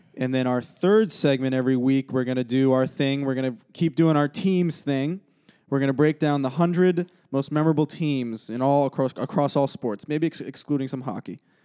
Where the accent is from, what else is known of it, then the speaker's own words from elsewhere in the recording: Brookline, Massachusetts, United States; I'm from Brookline, Massachusetts